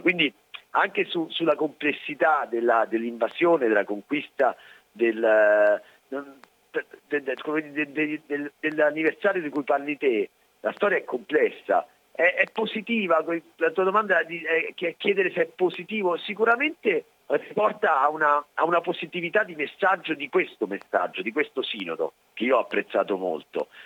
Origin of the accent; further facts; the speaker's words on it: Italy; also born or lived in Mexico; io sono nato in Italia, sono italiano, sono cresciuto in Italia